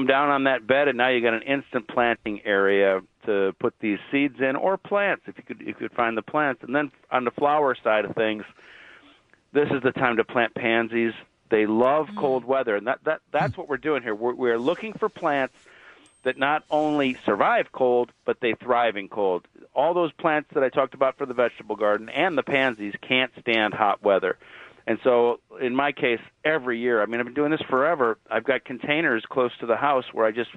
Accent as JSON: {"language": "English", "town": "Cleveland", "region": "Ohio", "country": "United States", "tie": "born or raised there", "moved": "yes", "said": "I grew up in Cleveland, where my grandparents are buried at Lakeview Cemetery"}